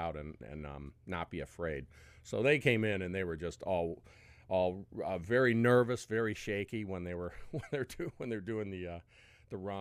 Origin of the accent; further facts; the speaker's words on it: Rocky River, Ohio, United States; also born or lived in Westlake, Ohio; I grew up in Rocky River and Westlake